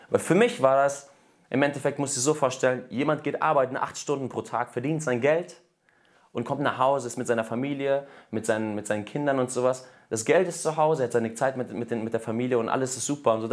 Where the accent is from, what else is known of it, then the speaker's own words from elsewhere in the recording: Germany; born there; meine Eltern sind aus Russland nach Deutschland gekommen 1993. Und ich bin in Deutschland zwar geboren, aber habe trotzdem die russische Kultur einfach so mitbekommen.